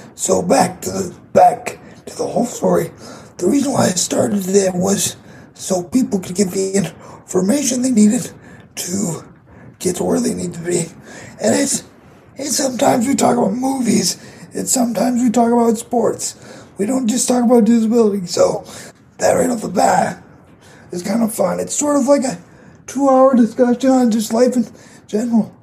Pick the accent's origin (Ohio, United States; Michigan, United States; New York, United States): Michigan, United States; Grand Rapids; I am from Grand Rapids, Michigan